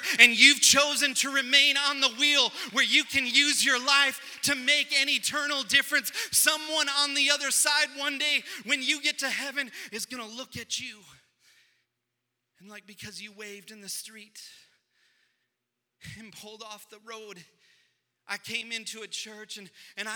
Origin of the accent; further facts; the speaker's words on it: United States; we were a nation that was founded on Judeo-Christian values